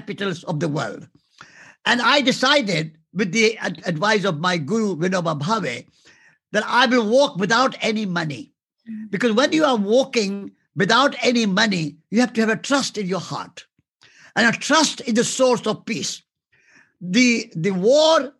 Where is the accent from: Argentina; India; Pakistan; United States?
India; Before I'm an Indian, I'm a human being